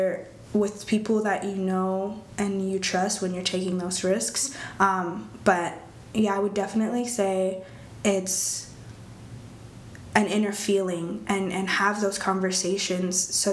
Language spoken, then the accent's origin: English; Eritrea; now in Texas, United States; I was born in Eritrea. It's in East Africa.